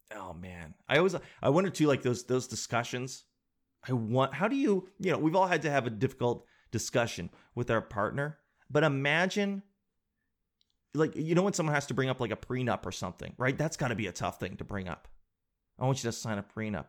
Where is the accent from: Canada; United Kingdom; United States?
Canada; Calgary, Alberta; my home town, my hometown, Calgary